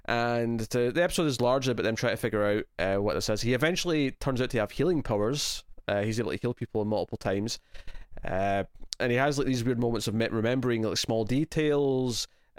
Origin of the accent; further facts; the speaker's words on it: Scotland, United Kingdom; I guess my natural instinct as Scottish is to go with a sort of brogue, like the sort of character you'd expect to yell in Braveheart.